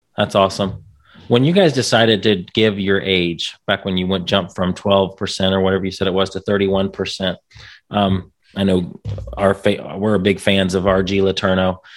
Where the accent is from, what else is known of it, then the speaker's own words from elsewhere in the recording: Indiana, United States; I'm from Indiana